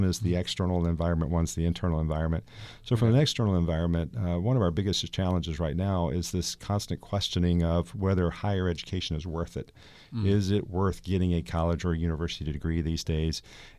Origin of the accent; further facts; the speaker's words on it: Georgia, United States; I'm not originally from the area, as I mentioned. I grew up in Georgia and went to Florida State.